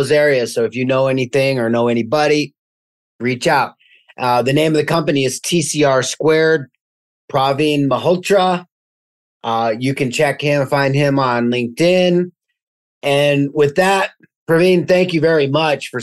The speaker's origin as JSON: {"language": "English", "town": "Denver", "region": "Colorado", "country": "United States", "said": "I'm from Denver"}